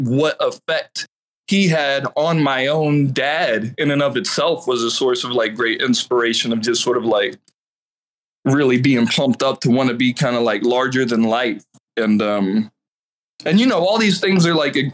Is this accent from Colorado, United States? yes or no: no; Fayetteville, North Carolina, United States; I grew up in Fayetteville, North Carolina